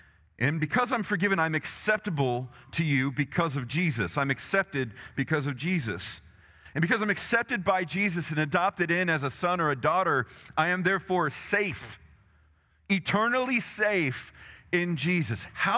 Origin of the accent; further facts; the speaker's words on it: Texas, United States; I live in America. I'm Texan, blah, blah, blah. You know, Texan, I've got a gun to prove it.